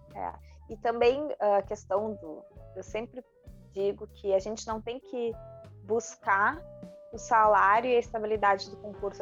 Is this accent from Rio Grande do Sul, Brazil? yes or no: yes; Rio Grande do Sul, Brazil; eu sou gaúcha